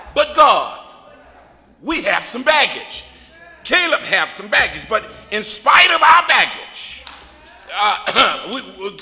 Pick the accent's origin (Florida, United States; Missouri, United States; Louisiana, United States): Missouri, United States; moved away; We from Missouri